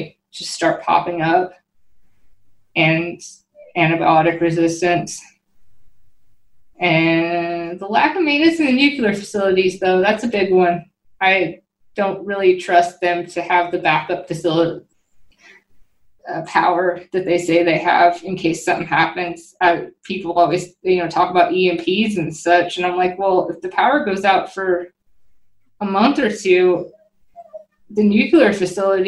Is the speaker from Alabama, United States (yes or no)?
no; Washington, United States; moved away; where I grew up in Washington